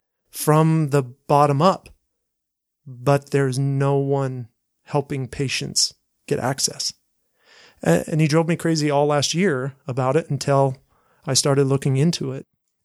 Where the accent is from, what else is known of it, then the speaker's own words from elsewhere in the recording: Bountiful, Utah, United States; I grew up in Bountiful in the Utah bubble. Doesn't everybody consider it a Utah bubble?